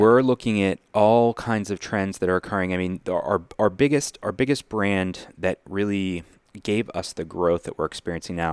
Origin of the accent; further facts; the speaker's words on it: Lawrenceville, United States; We grew up down here in Lawrenceville